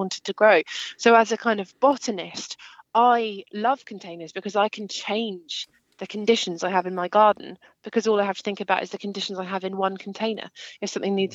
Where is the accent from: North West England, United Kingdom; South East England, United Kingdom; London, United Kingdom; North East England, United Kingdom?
South East England, United Kingdom; Kent; moved away; also born or lived in Scotland; where I grew up in Kent. And then I've moved around a lot, lived in Scotland, lived in the southwest